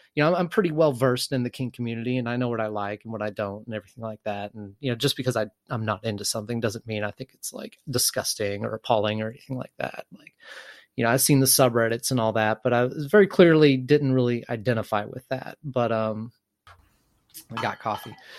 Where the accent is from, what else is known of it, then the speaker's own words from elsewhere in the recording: Texas, United States; I am from the South, uh, small conservative town in Texas